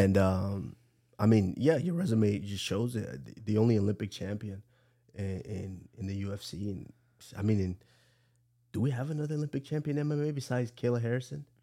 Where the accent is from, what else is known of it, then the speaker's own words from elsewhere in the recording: Nigeria; I'm the …